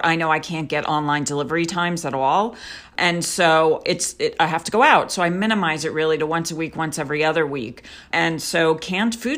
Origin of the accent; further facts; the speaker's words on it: Israel; moved away; I'm also from Israel